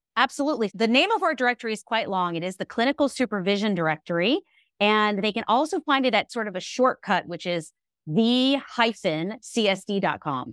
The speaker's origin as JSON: {"language": "English", "town": "Alexandria", "region": "Virginia", "country": "United States", "tie": "born or raised there", "said": "my group practice in my hometown of Alexandria, Virginia"}